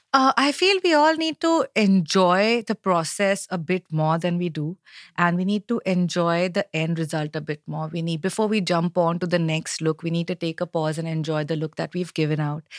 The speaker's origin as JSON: {"language": "English", "town": "Mumbai", "region": "Maharashtra", "country": "India", "said": "I am from Bombay, I am a a Gujarati girl"}